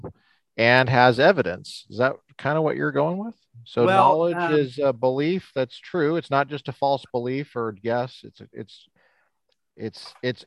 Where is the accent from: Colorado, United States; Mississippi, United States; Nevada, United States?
Colorado, United States; I'm from Colorado